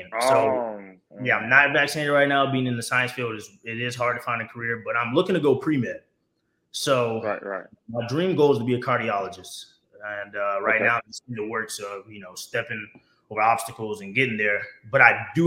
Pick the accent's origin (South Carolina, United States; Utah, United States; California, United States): South Carolina, United States; Sumter; I'm originally from Sumter, South Carolina, man, a graduate of Lakewood